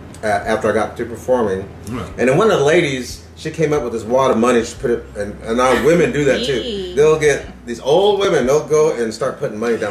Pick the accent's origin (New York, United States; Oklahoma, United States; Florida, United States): Oklahoma, United States; Tulsa; also born or lived in Antlers, Oklahoma / Pennsylvania / Corpus Christi, Texas / Lawrence, Kansas; Well, I'm Choctaw, and my family's from Antlers, but my mom moved up here to Tulsa when I was 5